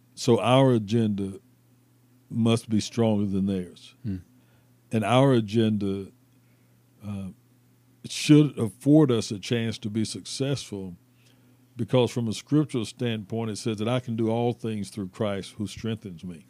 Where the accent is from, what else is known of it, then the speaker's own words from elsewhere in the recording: Mount Dora, Florida, United States; moved away as an adult; now in Nashville, United States; I'm from Mount Dora, Florida, mm-hmm. which is about 25 or 30 miles north of Orlando grew up, of course, in a predominantly black community